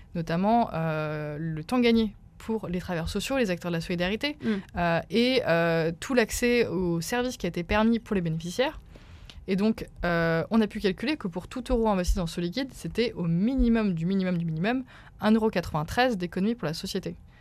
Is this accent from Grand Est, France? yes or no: yes; Remiremont, Grand Est, France; moved away as an adult; also born or lived in Rennes; now in Paris, France; Je viens des Vosges, petite bourgade qui s'appelle Remiremont